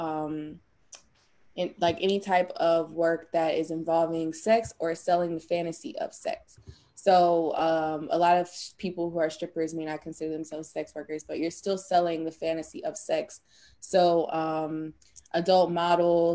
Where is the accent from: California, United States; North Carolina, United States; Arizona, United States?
North Carolina, United States; I'm from North Carolina, born and raised.